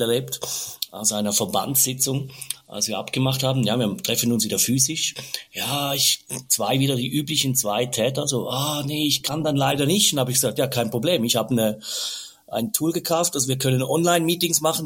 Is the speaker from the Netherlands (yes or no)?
no; Switzerland; bei uns in der Schweiz